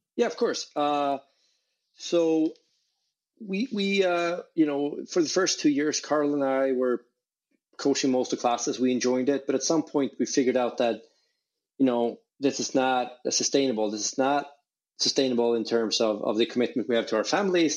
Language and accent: English; Sweden; I grew up in in Sweden.